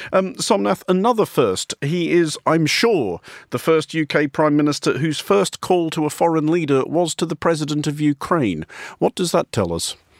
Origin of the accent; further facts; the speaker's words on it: Australia; moved away; at home where I come from announcing myself as Irish or Irish Australian